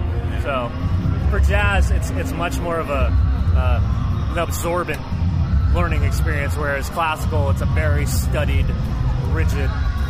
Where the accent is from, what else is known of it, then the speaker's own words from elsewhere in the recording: Escondido, California, United States; also born or lived in Washington, D.C. / Whittier; now in Santa Cruz, United States; No. Oh. I grew up in Escondido in North County, San Diego.